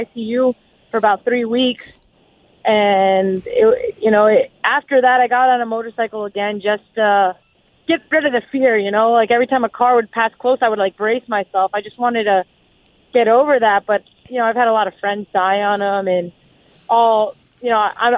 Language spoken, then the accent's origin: English; South Florida, United States; I'm born and raised in South Florida